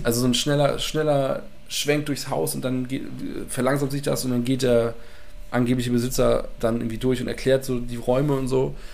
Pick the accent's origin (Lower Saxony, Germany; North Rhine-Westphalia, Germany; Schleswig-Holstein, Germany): Schleswig-Holstein, Germany; Mölln; in meiner Heimatstadt Mölln